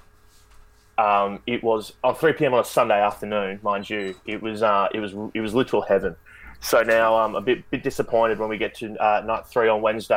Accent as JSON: {"language": "English", "country": "Australia", "said": "I'm Australian"}